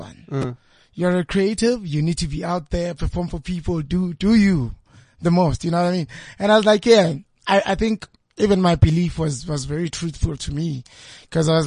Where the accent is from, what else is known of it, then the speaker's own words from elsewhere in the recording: Johannesburg, Gauteng, South Africa; also born or lived in Pretiatlan; now in Johannesburg, South Africa; I grew up in Meadowlands first half, in zone 10. And then my parents moved, from Meadowlands. Then we went to Pretiatlan.